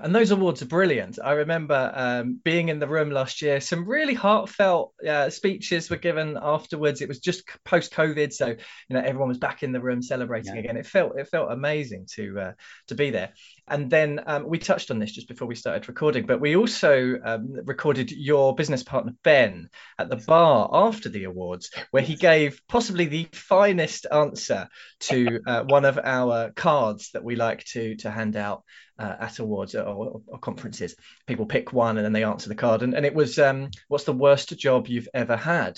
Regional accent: London, United Kingdom; accent: London; my London accent

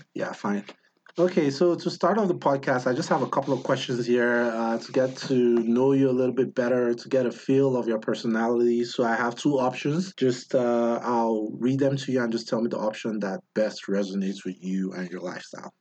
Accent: Nigeria; now in United States; When I came from Nigeria to the US

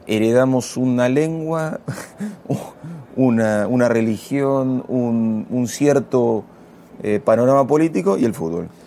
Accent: Castelar, Buenos Aires Province, Argentina; me crié en Castelar jugando al fútbol

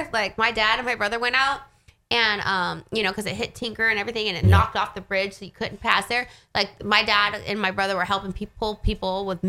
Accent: Texas, United States; also born or lived in Oklahoma; That's why I call Oklahoma home. I'm from Texas, but Oklahoma's home.

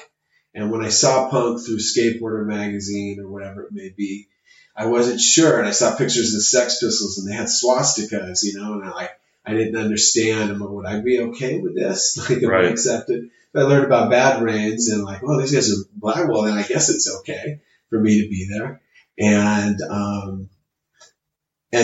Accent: Chula Vista, California, United States; also born or lived in Stockton, California; growing up in Chula Vista, you know, probably moved to Chula Vista when I was like 3 years old

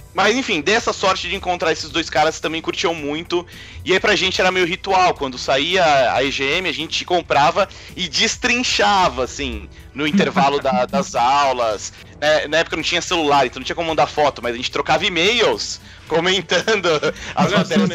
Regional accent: Santos, São Paulo, Brazil; now in São Paulo, Brazil; Eu não, eu não sou daqui de São Paulo, né? Eu sou de, de Santos, que é aqui pertinho, no litoral

